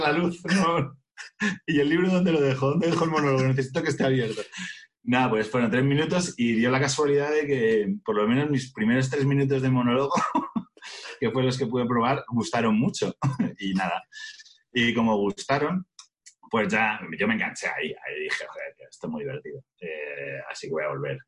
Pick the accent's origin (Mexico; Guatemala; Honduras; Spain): Spain; Majadahonda, Community of Madrid; en Majadahonda, que es de donde soy yo